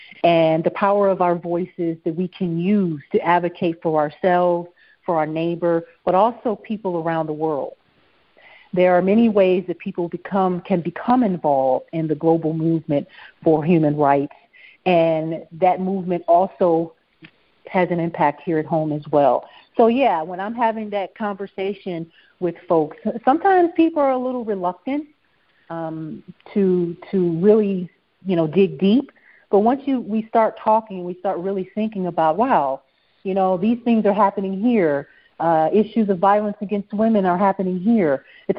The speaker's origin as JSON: {"language": "English", "town": "Detroit", "region": "Michigan", "country": "United States", "tie": "born or raised there", "said": "growing up in Detroit and being raised in Detroit, I learned about how important having a global view is. I mean, Detroit is filled with cultures from around the world, and that exposure for me stayed with me"}